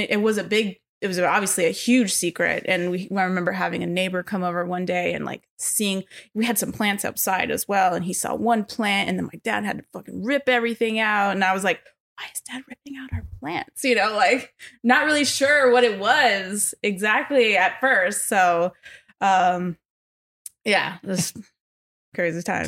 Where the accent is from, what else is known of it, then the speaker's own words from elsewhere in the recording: Los Angeles, California, United States; born and raised in L A, North Hollywood